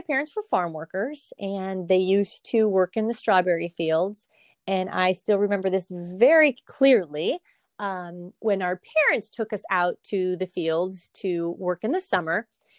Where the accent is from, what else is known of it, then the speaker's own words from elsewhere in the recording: Salinas, California, United States; being born and raised from Salinas, it definitely gives me a little bit more in terms of just, you know, having my whole life here. There's a lot that I've seen and learned and experienced as a native Salinian.